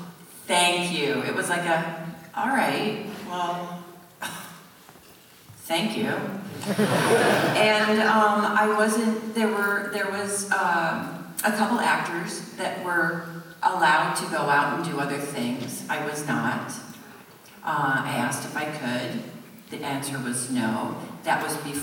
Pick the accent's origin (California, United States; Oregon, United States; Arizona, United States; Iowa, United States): Iowa, United States; moved away; also born or lived in New York City / Los Angeles; I was one kind of person growing up in Iowa